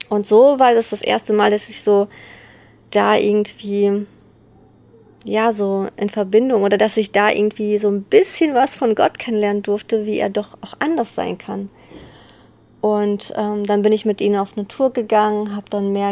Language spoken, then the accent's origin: German; Bergneustadt, North Rhine-Westphalia, Germany; ich komme aus Beckneustadt